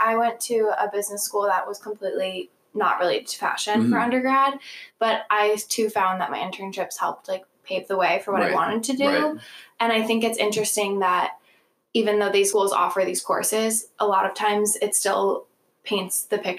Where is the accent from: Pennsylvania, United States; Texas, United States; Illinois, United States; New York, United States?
Illinois, United States; Chicago; But I'm from Chicago.